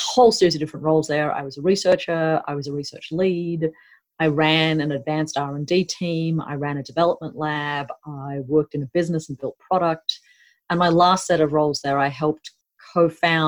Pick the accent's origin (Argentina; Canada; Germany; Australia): Australia; Northern Territory; moved away as an adult; also born or lived in United States; I grew up here in Australia on my mother's field sites in central and northern Australia. So I spent most of my childhood living in Aboriginal communities in the NT